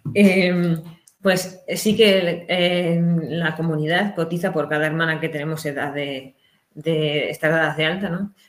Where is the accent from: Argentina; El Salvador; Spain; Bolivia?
Spain; Ciudad Real, Castilla-La Mancha; moved away as an adult; now in Sahagún, Spain; que yo soy de Ciudad Real